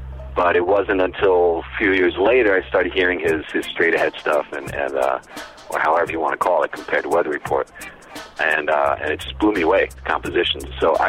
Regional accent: Long Island, New York, United States; moved away as an adult; now in São Paulo, Brazil; when I got out of school in 91, I was already playing with … a band from my hometown in Long Island.

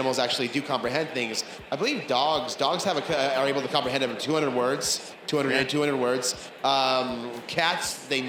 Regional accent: Bay Area, California, United States; We're both from the Bay Area.

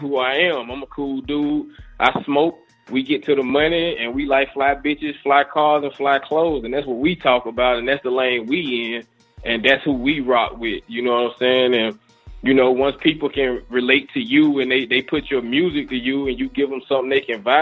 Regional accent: Mississippi, United States; born or raised there

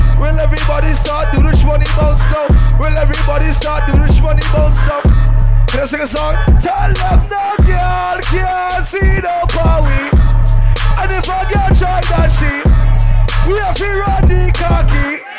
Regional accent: New York City, New York, United States; Mr.Xsytment, I'm here from New York City for the first time.

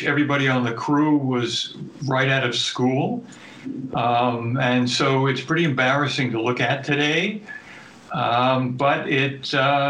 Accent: New York City, New York, United States; I grew up in New York City, which was a major media market

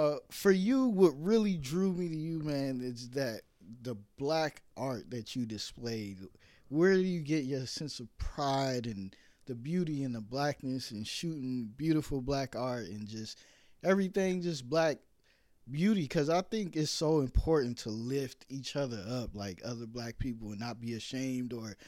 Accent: New York, United States; born there; also born or lived in California; now in Atlanta, United States; Like, I was born in New York, but I lived all over. Like, I went to high school, California, stuff like that.

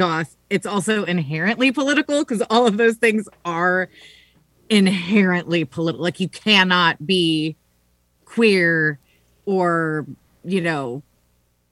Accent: San Antonio, Texas, United States; I grew up in San Antonio with all my aunts and uncles

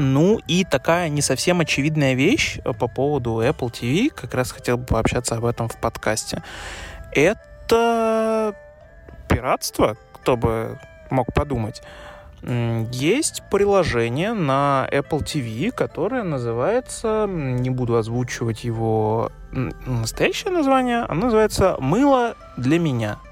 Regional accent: Russia; Я, как человек из России

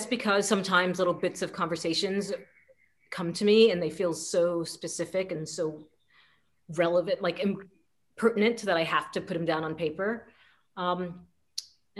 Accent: United States; also born or lived in Paris, France; I can write my experience of him as an American

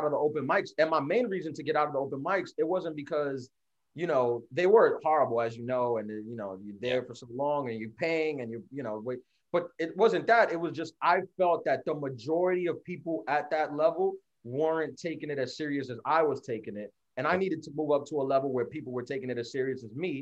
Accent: New York City, New York, United States; also born or lived in Brooklyn, New York City; I was born in Brooklyn, raised in Queens. I've been here my entire life

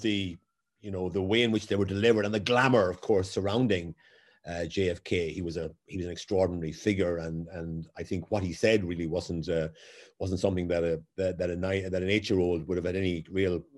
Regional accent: Waterford, Munster, Ireland; moved away as an adult; Growing up in Waterford in the 1960s

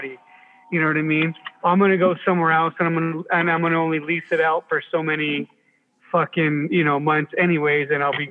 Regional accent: Southern California, United States; I'm not from the South. I'm from Southern California

